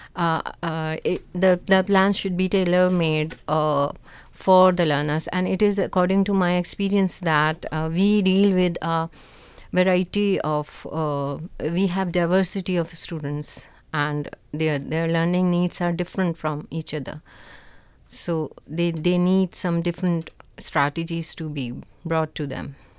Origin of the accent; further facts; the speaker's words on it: Karachi, Sindh, Pakistan; I'm from Karachi